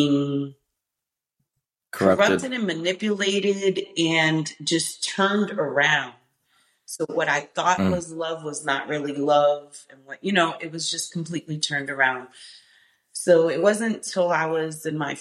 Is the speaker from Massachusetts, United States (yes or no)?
yes; Boston, Massachusetts, United States; also born or lived in New York; I was born in New York, but I was raised in Boston. So I'm from Dorchester